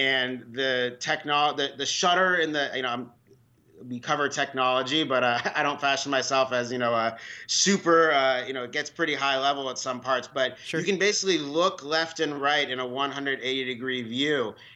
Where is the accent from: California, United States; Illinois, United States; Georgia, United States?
California, United States; San Francisco; now in Washington D.C., United States; I grew up in San Francisco, so I like all of the San Francisco teams